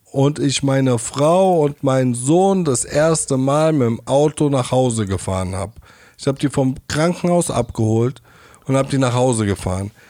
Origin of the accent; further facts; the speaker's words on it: Mainz, Rhineland-Palatinate, Germany; Weil ich komme ja aus Mainz-Hechtsheim, ne?